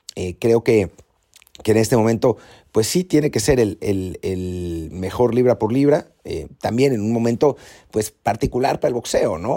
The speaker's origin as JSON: {"language": "Spanish", "country": "Mexico", "said": "como mexicanos"}